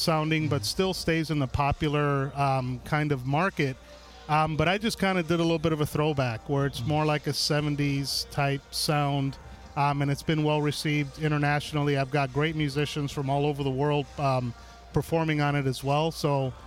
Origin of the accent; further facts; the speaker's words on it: New York City, New York, United States; now in Seattle, United States; I was born and raised in New York City